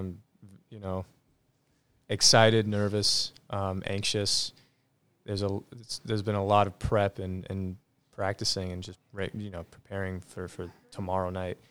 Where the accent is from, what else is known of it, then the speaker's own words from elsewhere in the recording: Teaneck, New Jersey, United States; born there; Yep. I was born in Teaneck, New Jersey.